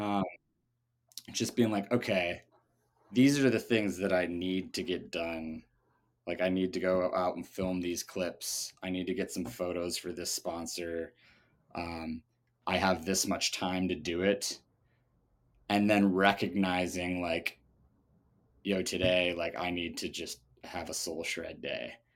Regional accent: Seattle, Washington, United States; also born or lived in Germany; I'm originally from, uh, Seattle, Well, I was born in Germany, but only for the first two years of my life, uh, to American parents

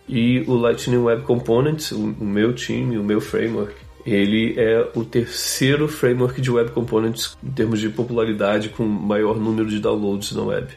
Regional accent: Rio de Janeiro, Brazil; moved away as an adult; also born or lived in Boston, United States; now in West Coast, United States; Eu cresci no Rio de Janeiro

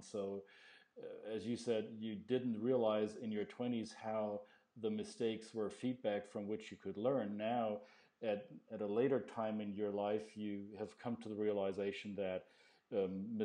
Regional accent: Belgium; accent: Belgian; It may come out with my weird Belgian accent

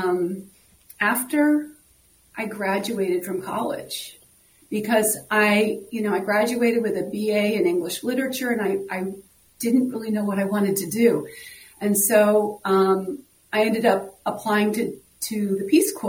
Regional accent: East Coast, United States; moved away as an adult; now in Minneapolis, United States; I'm from the East Coast, so I have a brother and sister, on the East Coast

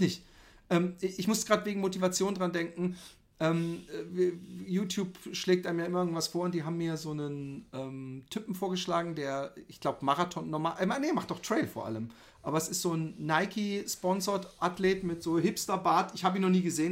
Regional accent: Germany; wir Deutschen

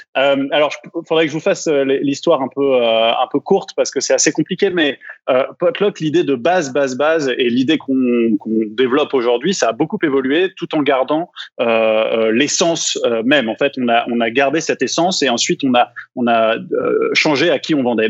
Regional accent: France; moved away as an adult; now in Quebec, Canada; comme vous pouvez l'entendre par mon petit accent que je n'ai jamais perdu, je viens de France et effectivement, je suis arrivé au Québec en, en 2009 euh, pour faire mes études au HEC, puis je suis jamais reparti.

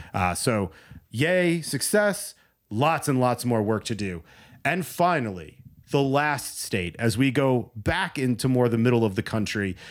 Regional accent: New Jersey, United States; my home state, where I grew up

